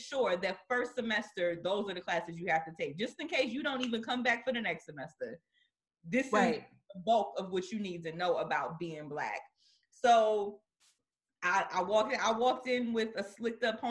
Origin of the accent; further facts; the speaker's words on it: New Jersey, United States; moved away as an adult; now in Atlanta, United States; I'm from Jersey.